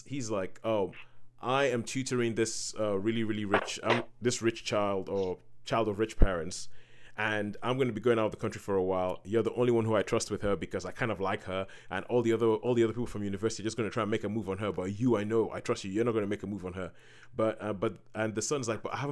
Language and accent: English; Nigeria; growing up in Nigeria, because we have a similar kind of system